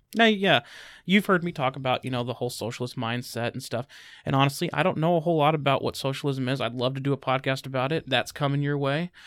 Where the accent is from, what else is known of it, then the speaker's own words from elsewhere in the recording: United States; I'm an American